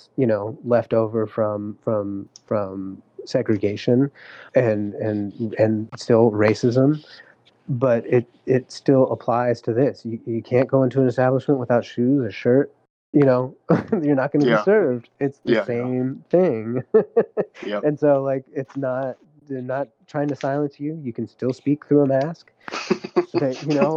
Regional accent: California, United States; I was born and raised here in California.

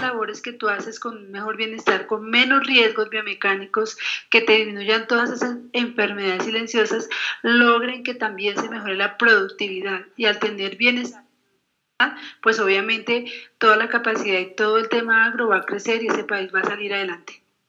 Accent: Colombia; como colombianos

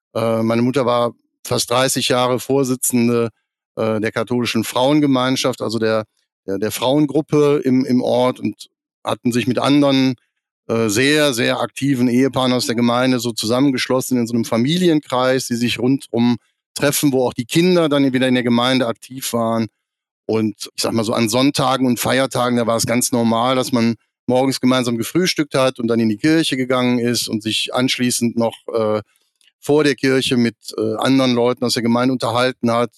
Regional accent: near Krefeld, North Rhine-Westphalia, Germany; Ich bin 1972 geboren in Krefeld am Niederrhein und äh, bin da eigentlich in römisch-katholisch-volkskirchlichen Strukturen aufgewachsen in einer Kleinstadt am Niederrhein, zehn Kilometer von Krefeld weg

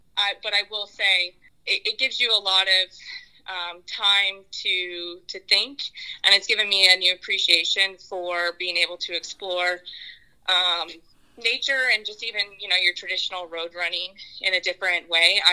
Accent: San Antonio, Texas, United States; also born or lived in Houston; San Antonio is my hometown.

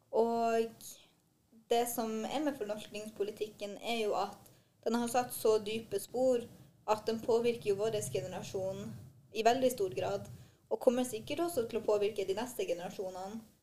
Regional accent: Skånland, Troms, Norway; also born or lived in Trondheim; er 22 år og kommer ifra Skånland som ligger i Sør-Troms

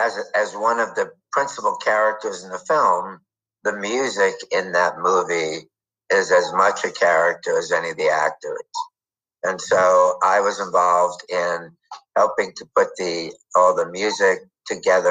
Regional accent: New York, United States; moved away as an adult; now in Los Angeles, United States; I grew up in New York. I moved out to LA to go to law school

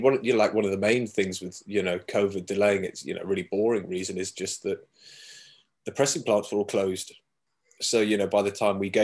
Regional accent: Cornwall, South West England, United Kingdom; moved away as an adult; also born or lived in Plymouth; now in London, United Kingdom; I was born in Plymouth, raised in Cornwall, and then hot-tailed out of there to London about 10 years ago.

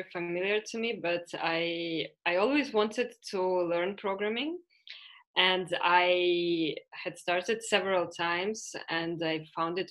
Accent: Ukraine; moved away as an adult; also born or lived in Canada / Latvia; now in Spain; I come from Ukraine. Last more or less 10 years, I don't live in Ukraine

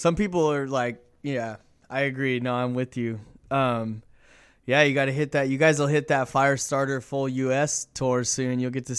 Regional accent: Inland Empire, California, United States; I grew up in the Inland Empire, So I'm in Corona in the Inland Empire.

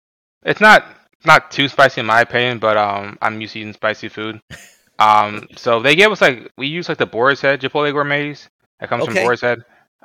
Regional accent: Tampa, Florida, United States; now in Dallas, United States; I grew up in Tampa, Florida.

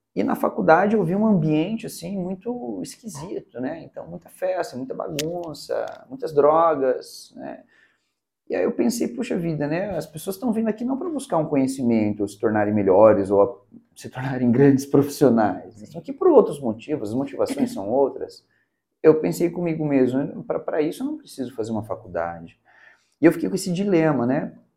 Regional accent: Curitiba, Paraná, Brazil; moved away as an adult; now in Teófilo Otoni, Brazil; eu sou natural de Curitiba, estou em Teoflotone já há 10 anos

